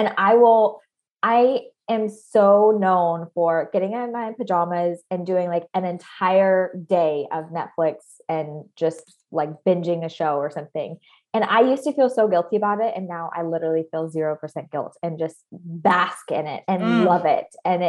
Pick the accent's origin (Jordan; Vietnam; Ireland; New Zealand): Vietnam; Hanoi; moved away as an adult; I grew up abroad. I grew up in Southeast Asia, primarily Vietnam, Hanoi, Vietnam, and went to international schools almost my entire, all the way from, you know, 8 to 18.